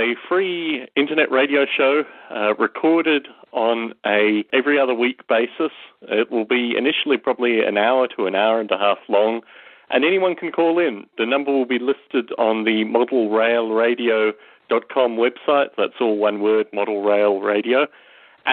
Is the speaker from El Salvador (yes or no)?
no; Australia; moved away as an adult; also born or lived in United Kingdom / United States; now in Las Vegas, United States; I was born in Australia. I'm 32 years old, and I've lived in the UK, Australia, and the US through my adult life